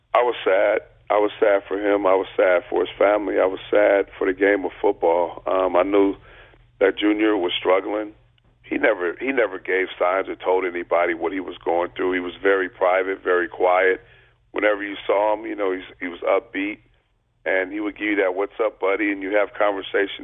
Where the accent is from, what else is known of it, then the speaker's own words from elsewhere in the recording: Long Beach, California, United States; I grew up in Long Beach